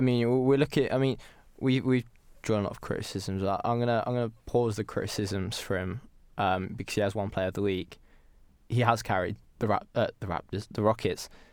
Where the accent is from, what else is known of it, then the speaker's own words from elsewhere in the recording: United Kingdom; we are British